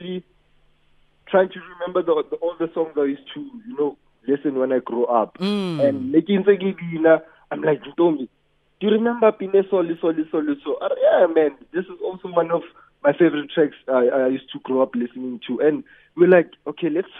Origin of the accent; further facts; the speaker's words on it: Soweto, Orange Farm, Katlehong, Gauteng, South Africa; I was born in Soweto, grew up a little bit in Soweto, and then in the later stage, I moved to Orange Farm